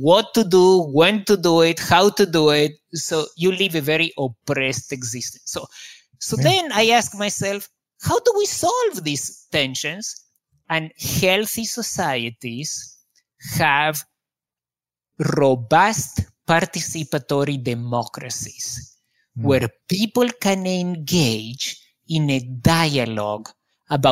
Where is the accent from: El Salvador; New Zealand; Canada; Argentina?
Argentina; moved away; also born or lived in Israel; I grew up in Argentina, where there is a great deal of corruption.